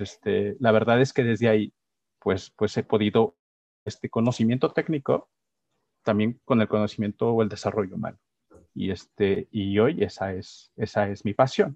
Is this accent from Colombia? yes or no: no; San Miguel de Allende, Guanajuato, Mexico; Yo me considero sanmiguelense, amo mi pueblo